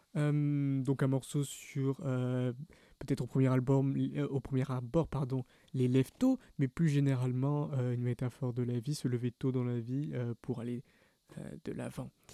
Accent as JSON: {"language": "French", "town": "Bordeaux", "region": "Nouvelle-Aquitaine", "country": "France", "said": "dans les bandas chez nous à Bordeaux"}